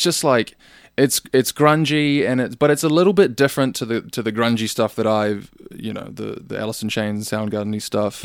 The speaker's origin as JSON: {"language": "English", "country": "New Zealand", "said": "I'm just a Kiwi"}